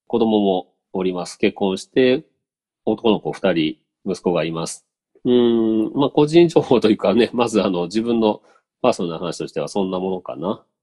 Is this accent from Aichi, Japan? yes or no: no; Okayama, Japan; also born or lived in Kagawa / Yonago; 生まれはうどん県ですね。香川県で生まれて、その後岡山県内を、うんと、あちこち何回も引っ越しました。